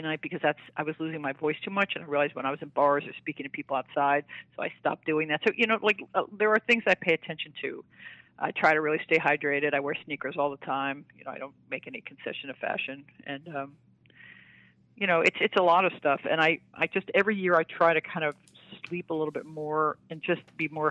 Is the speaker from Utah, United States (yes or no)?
no; New York, United States; now in Austin, United States; I'm a New Yorker. I love New York.